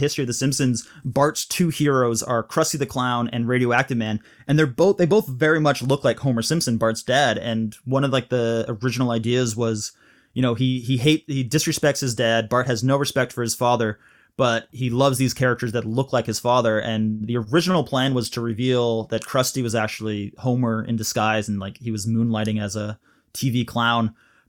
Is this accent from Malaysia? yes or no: yes; Malaysia; because I was living overseas, I grew up in Malaysia, and we were always like a couple seasons behind.